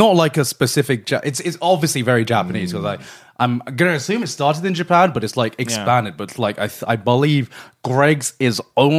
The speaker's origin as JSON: {"language": "English", "country": "United Kingdom", "moved": "yes", "said": "a lot of British people, we speak about Nando's"}